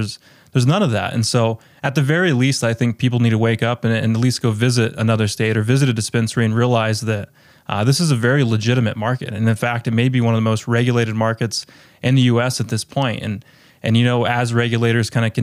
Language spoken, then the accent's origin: English; Colorado, United States; My hometown's in Colorado. It's a really rural community